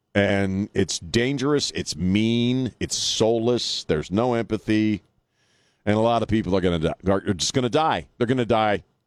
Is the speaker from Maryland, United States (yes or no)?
yes; Annapolis, Maryland, United States; now in San Antonio, United States; I grew up in Annapolis, so I grew up around D.C., Philadelphia, and uh, Baltimore.